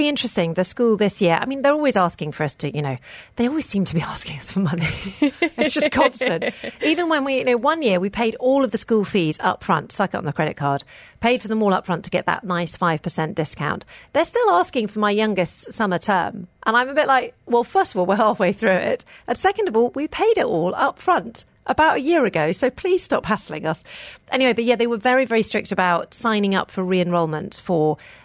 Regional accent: United Kingdom; moved away as an adult; now in United Arab Emirates; I grew up in the United Kingdom

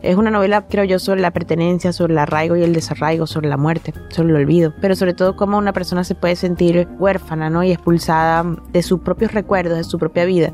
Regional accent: Caracas, Capital District, Venezuela; moved away as an adult; now in Spain; Nací en Caracas

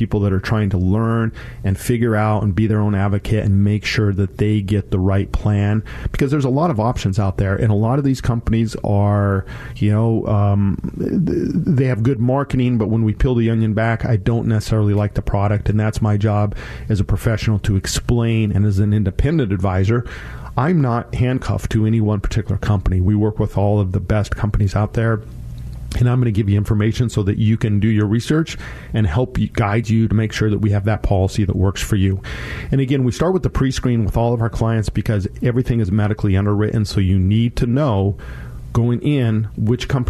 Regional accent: Colorado, United States; now in Washington, United States; That's my home state

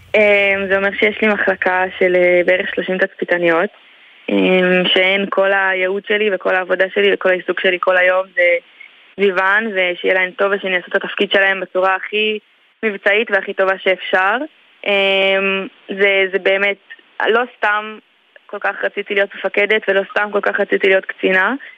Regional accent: Elei Sinai, Gaza Strip, Palestine; also born or lived in Netiv HaAsara / Gush Katif; now in Ashkelon, Israel; אז אני נולדתי באלי סיני, שזה בצפון רצועת עזה.

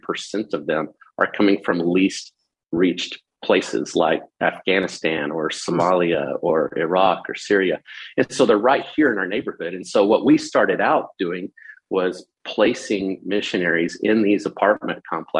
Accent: Texas, United States; moved away as an adult; also born or lived in Oklahoma; now in Phoenix, United States; I grew up in Texas

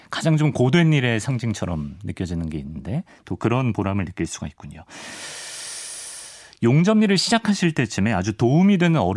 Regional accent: Changwon, South Gyeongsang, South Korea; 고향은 마산입니다. 마산.

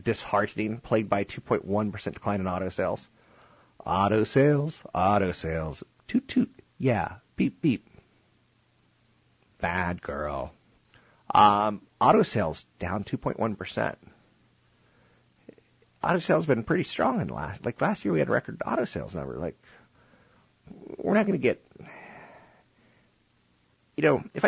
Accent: Washington, District of Columbia, United States; D.C.'s my hometown.

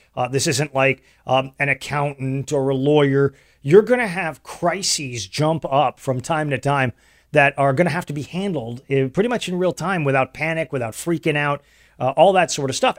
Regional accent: Texas, United States; moved away; Tejas, my home state. That's where I grew up

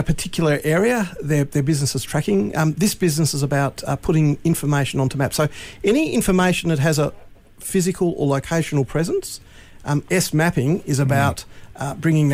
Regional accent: Launceston, Tasmania, Australia; moved away as an adult; also born or lived in Adelaide / Melbourne; I grew up in Launceston, and I moved away for a dozen years, and then I came back in my early 40s to take this role on.

